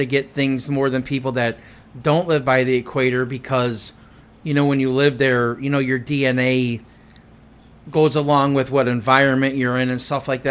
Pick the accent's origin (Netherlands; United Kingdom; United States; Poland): United States; I am an American